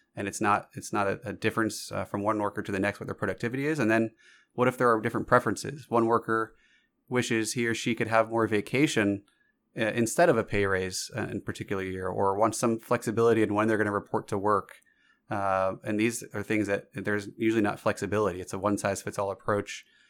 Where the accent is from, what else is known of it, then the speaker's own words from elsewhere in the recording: Georgia, United States; myself growing up in Georgia